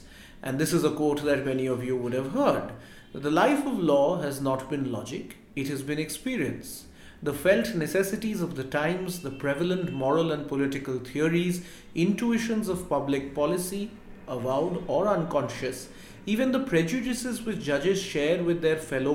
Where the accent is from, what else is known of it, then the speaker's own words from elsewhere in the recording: India; we as Indian lawyers and law students